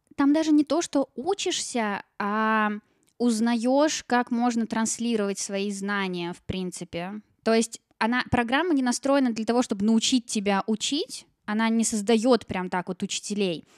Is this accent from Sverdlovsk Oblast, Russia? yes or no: no; Ulyanovsk, Ulyanovsk Oblast, Russia; also born or lived in Saint Petersburg; now in Moscow, Russia; я родилась в Ульяновске